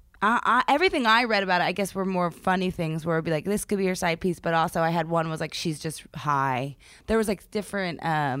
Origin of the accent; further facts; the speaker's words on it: Philadelphia, Pennsylvania, United States; I'm from Philadelphia.